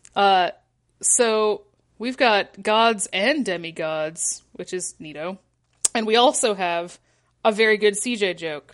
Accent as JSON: {"language": "English", "region": "Michigan", "country": "United States", "moved": "yes", "said": "I'm from Michigan"}